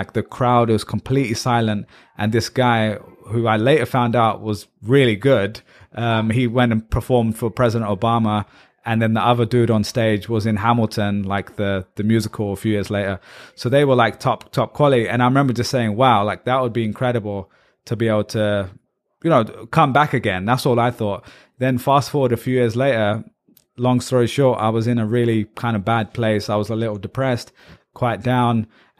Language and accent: English; Pakistan; And then also in our household, you know, we're Pakistani.